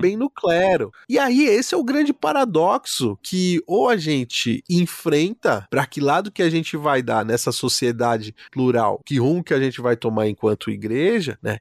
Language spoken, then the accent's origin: Portuguese; Brazil; como brasileiros